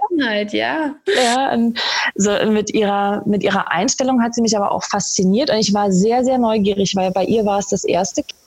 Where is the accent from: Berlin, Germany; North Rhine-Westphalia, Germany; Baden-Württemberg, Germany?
Berlin, Germany; moved away as an adult; now in Austria; Ich komme ursprünglich aus Berlin